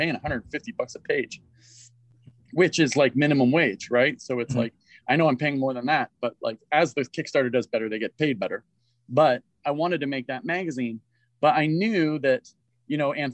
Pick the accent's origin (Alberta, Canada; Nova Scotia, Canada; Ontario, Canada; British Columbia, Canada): Ontario, Canada; Toronto; now in Montreal, Canada; when I was growing up in Toronto, we were all part of Raid Studios